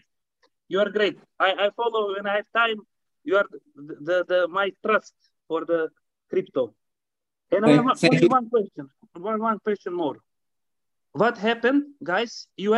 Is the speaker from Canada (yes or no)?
no; Montenegro; now in Netherlands; I'm living in Dutch, and I'm actually from Montenegro, this very small and beautiful country in the Europe